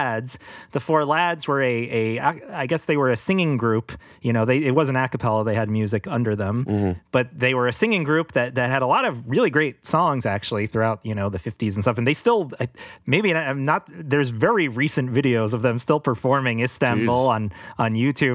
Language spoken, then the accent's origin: English; New York City, New York, United States; we're in Queens, we're in the city